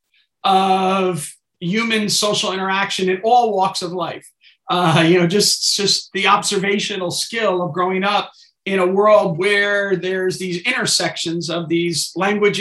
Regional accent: New Jersey, United States; I grew up in New Jersey, small town, densely populated with strong ethnic identities

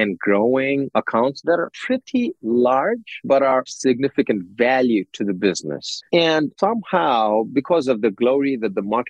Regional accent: Nepal; moved away as an adult; also born or lived in Chicago; I'm from Nepal

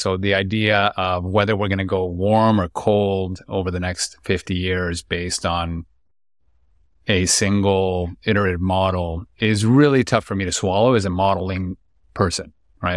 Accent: Lima, Peru; born and raised in Lima, Peru, a city of ten million people

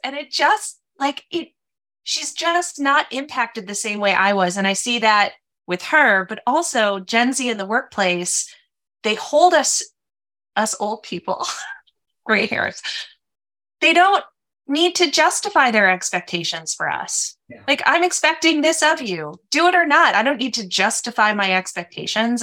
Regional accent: Minnesota, United States; also born or lived in San Francisco, California; I was born in San Francisco, but grew up in Minnesota.

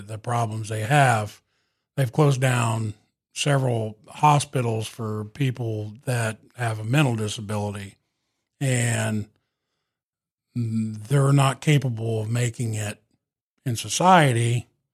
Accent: Catlin, Illinois, United States; my hometown of Catlin

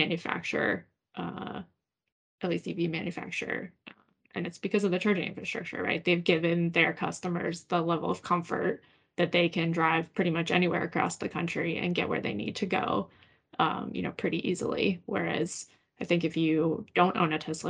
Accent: Pittsburgh, Pennsylvania, United States; moved away as an adult; I grew up in Pittsburgh and then had, you know, moved away for quite a few years

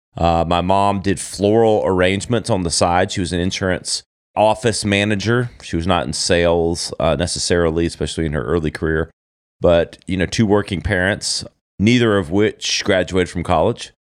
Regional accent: Easley, South Carolina, United States; moved away; also born or lived in Greenville, South Carolina; born and, and brought up in a small little town called Easley, South Carolina

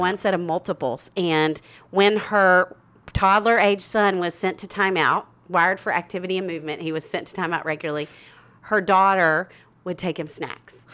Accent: Little Rock, Arkansas, United States; moved away as an adult; now in Nashville, United States; I'm from Little Rock, Arkansas

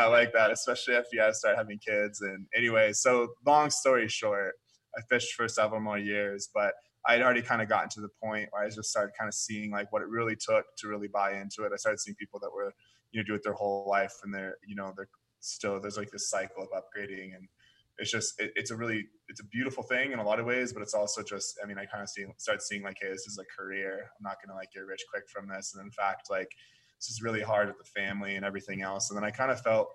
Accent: Oregon, United States; moved away as an adult; also born or lived in Seattle, Washington / Alaska; I was born in Seattle, moved down to Oregon. That's where I spent most of my life

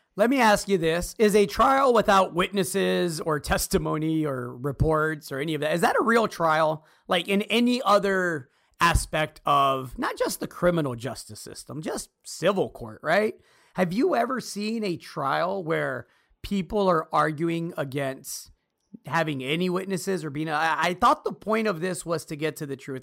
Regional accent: United States; As an American citizen

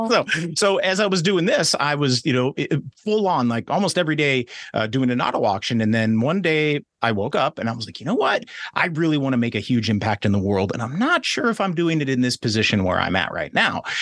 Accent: West Coast, United States; I grew up on the West Coast

